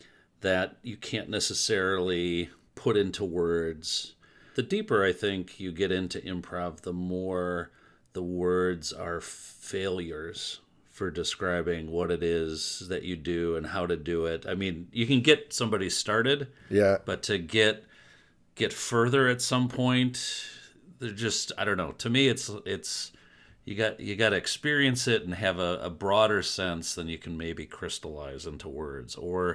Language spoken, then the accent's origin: English; Detroit, Michigan, United States; I grew up in Detroit, yeah.